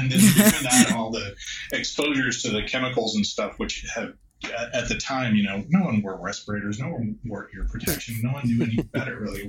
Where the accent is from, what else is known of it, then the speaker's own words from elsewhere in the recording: Austin, Texas, United States; I grew up in Austin, Texas